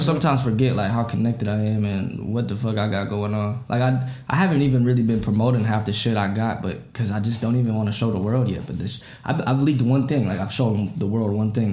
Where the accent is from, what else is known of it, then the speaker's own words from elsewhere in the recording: Apple Valley, Minnesota, United States; also born or lived in Burnsville, Minnesota; I was born in Burnsville, um, but I went to uh, Eastview High School and I lived in Apple Valley